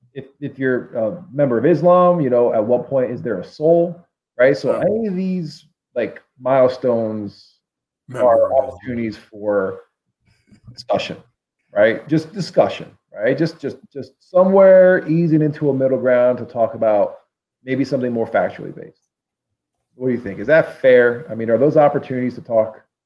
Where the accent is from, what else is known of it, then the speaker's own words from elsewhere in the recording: Pennsylvania, United States; we're both from Pennsylvania